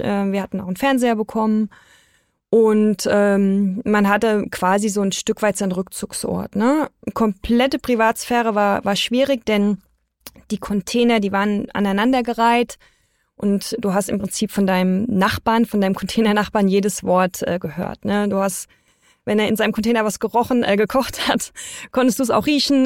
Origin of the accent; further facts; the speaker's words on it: Germany; wir als Deutsche